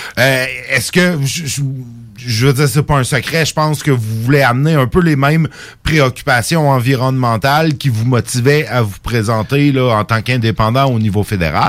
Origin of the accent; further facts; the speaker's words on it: Lévis, Quebec, Canada; chez nous, à Lévis